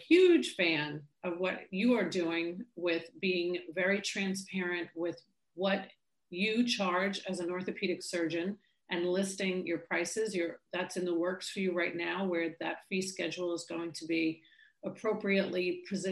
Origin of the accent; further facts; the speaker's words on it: New York, United States; I'm from New York